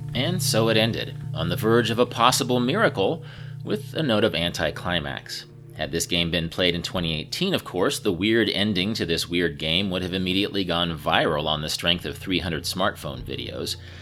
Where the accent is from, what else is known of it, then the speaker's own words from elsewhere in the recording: Kansas, United States; my home state of Kansas